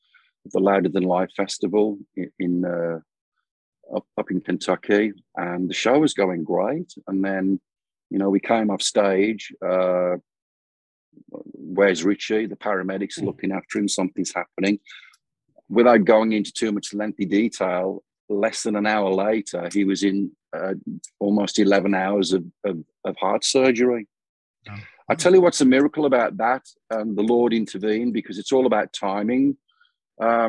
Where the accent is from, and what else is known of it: United Kingdom; born or raised there; moved away as an adult; now in Phoenix, United States